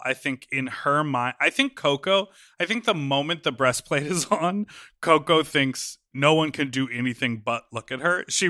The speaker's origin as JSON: {"language": "English", "country": "Mexico", "tie": "born or raised there", "said": "I grew up watching you in Mexico."}